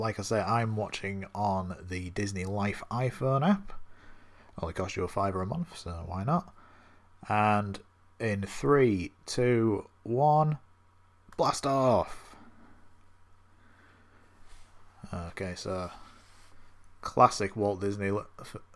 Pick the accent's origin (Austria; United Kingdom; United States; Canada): United Kingdom; the north of England; I'm from the North of England